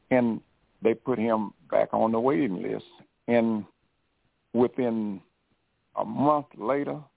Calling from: Detroit, Michigan, United States; I'm I'm calling from Detroit.

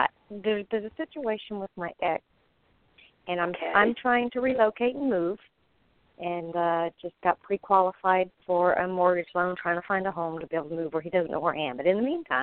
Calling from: Florida, United States; Yes, I'm in Florida.

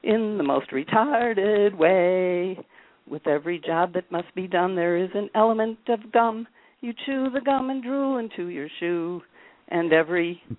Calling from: Chicago, Illinois, United States

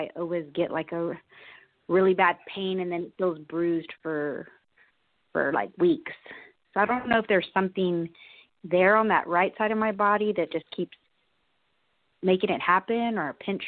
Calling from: Austin, Texas, United States; From Austin, Texas.

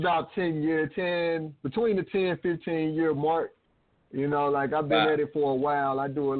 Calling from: Atlanta, Georgia, United States; I'm calling from Atlanta, Georgia.

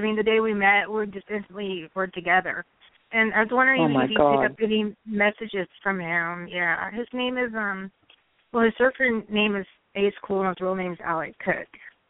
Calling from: Hawaii, United States; I'm calling from Hawaii.

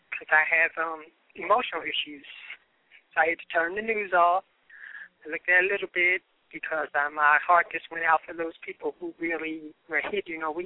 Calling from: New York, United States; moved away; Yes, I am calling from New York.

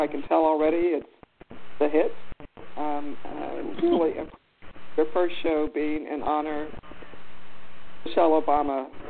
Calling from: Washington, District of Columbia, United States; I'm calling from Washington, D.C.

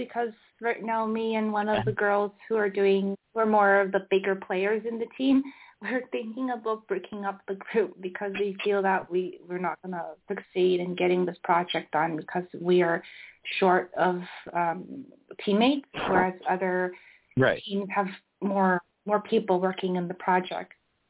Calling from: Barcelona, Catalonia, Spain; I'm calling from Barcelona.

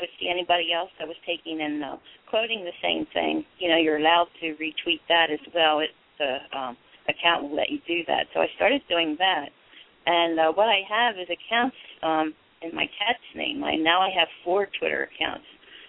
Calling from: Pottstown, Pennsylvania, United States; I'm from Pottstown, Pennsylvania. Not too far from Philly.

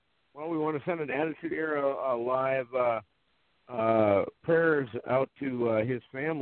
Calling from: Fargo, North Dakota, United States; I'm calling in from Fargo, North Dakota

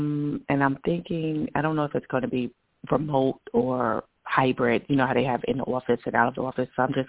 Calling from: New York, United States; I'm in New York.

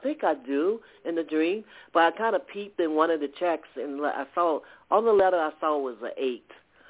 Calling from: Atlanta, Georgia, United States; calling from Georgia.

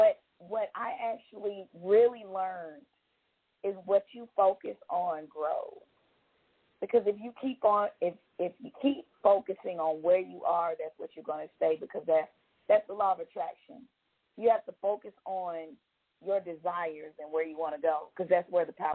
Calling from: Georgia, United States; I'm calling from Georgia.

